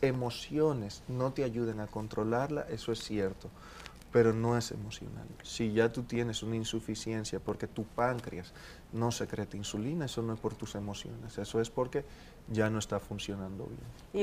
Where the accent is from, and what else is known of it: Dominican Republic; also born or lived in Colombia